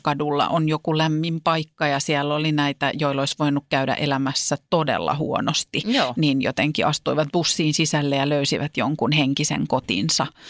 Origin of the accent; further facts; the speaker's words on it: Vantaa, Uusimaa, Finland; Vantaan Korsossa, mistä mä oon kotoisin